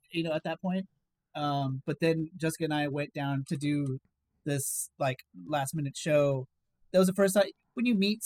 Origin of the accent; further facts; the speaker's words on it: Inland Empire, California, United States; also born or lived in Pasadena; I was born and raised in the IE, like San Bernardino, Rialto, Riverside